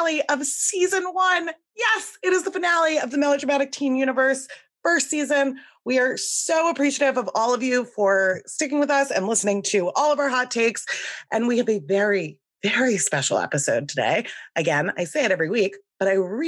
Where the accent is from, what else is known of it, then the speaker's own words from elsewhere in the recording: New York, United States; I'm from New York